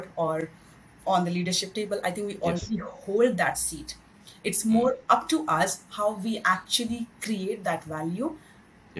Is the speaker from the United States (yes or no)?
no; India; moved away as an adult; now in Singapore; I'm basically from India, and then it's been 10 years now I'm in Singapore